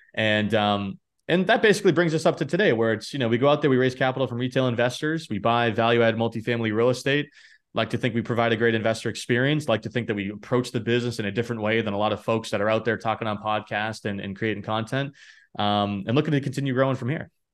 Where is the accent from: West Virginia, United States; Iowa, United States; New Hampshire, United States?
New Hampshire, United States; now in Boston, United States; I grew up in New Hampshire, you know, live in Boston now